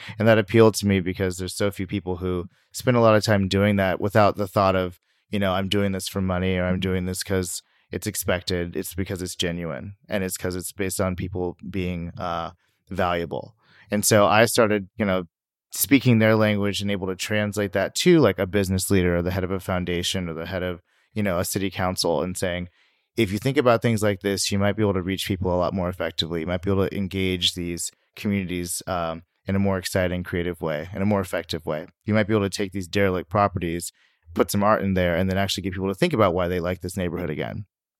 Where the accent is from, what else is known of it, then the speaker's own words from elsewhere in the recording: Sacramento, California, United States; And my background is I'm from Sacramento, which you may or may not know, according to census, is like the most diverse city in the nation. But, you know, I grew up there.